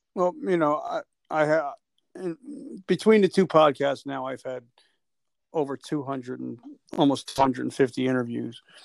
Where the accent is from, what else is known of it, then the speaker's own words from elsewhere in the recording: New Jersey, United States; I'm from Jersey